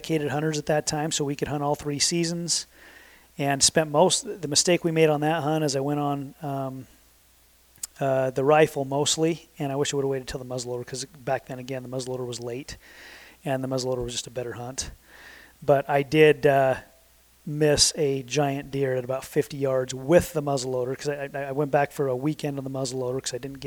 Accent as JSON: {"language": "English", "town": "Sandy", "region": "Utah", "country": "United States", "tie": "born or raised there", "said": "I grew up in Utah my entire life. I grew up in Sandy, Utah"}